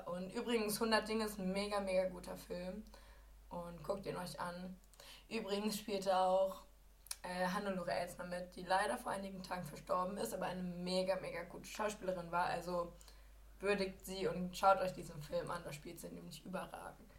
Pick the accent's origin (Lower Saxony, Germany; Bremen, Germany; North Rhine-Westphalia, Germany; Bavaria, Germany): Lower Saxony, Germany; ich komme halt aus Niedersachsen